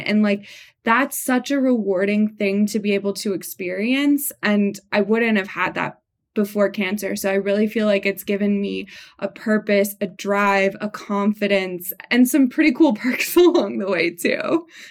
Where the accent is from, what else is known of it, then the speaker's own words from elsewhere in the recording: Montreal, Quebec, Canada; now in Santa Cruz, United States; We're both from Montreal